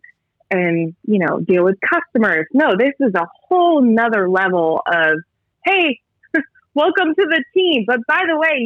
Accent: Massachusetts, United States; now in California, United States; I am from Massachusetts, or I'm a Masshole

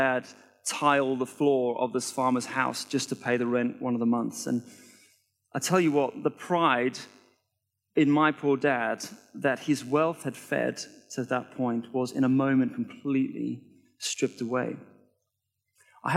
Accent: South Africa; now in United Kingdom; I was born in South Africa, and my family went from being comfortably wealthy to completely broke in the space of 1 year

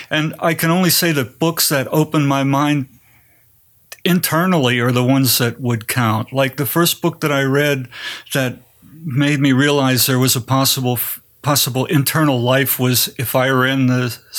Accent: Pennsylvania, United States; also born or lived in Greensburg / Greensboro / Kutztown / Wilkes-Barre; I grew up in Greensburg, Pennsylvania, Greensboro, North Carolina, Kutztown, Pennsylvania, and Wilkes-Barre, Pennsylvania.

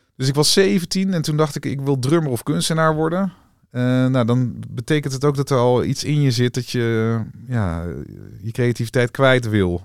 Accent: Wageningen, Gelderland, Netherlands; also born or lived in Rhenen; ik ben geboren in Renen, eh, bij de Greppenberg, daar in de buurt. Ja. En eh, uiteindelijk eh, verder opgegroeid in Wageningen

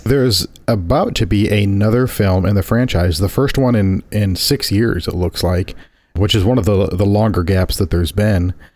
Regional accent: Indiana, United States; my homeland, the Hoosier State

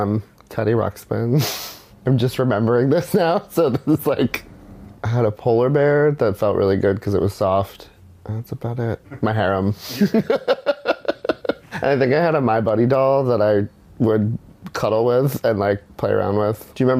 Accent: West Chester, Pennsylvania, United States; I'm 31, and I graduated high school in 2007. I grew up 45 minutes outside of Philadelphia in a town called Westchester, Pennsylvania.

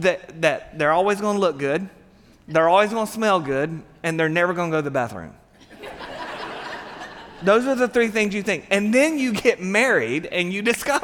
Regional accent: Satsuma, Alabama, United States; We both, we grew up in Satsuma, Alabama

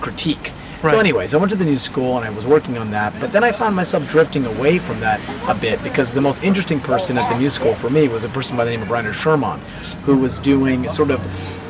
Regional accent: East Coast, United States; I'm from the East Coast

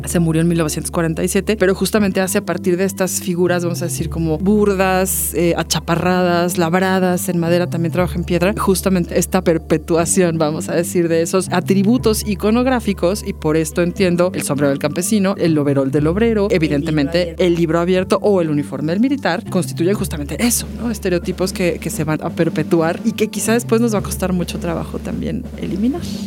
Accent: Mexico

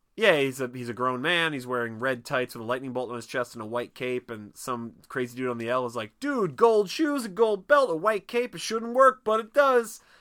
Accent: Philadelphia, Pennsylvania, United States; I'm a Philadelphian

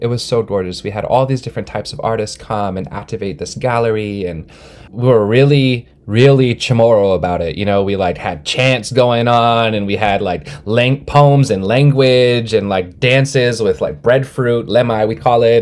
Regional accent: Snohomish, Swinomish and Duwamish territory, Washington, United States; I was born and raised in Snohomish and Swinomish territory, and uh, also in Dobbs territory, Duwamish territory.

